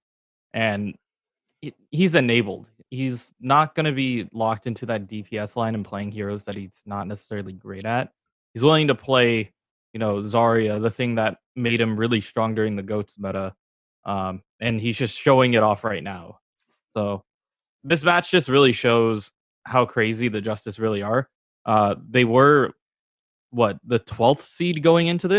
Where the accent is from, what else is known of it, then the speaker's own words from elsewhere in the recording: Bay Area, California, United States; we're all from the Bay Area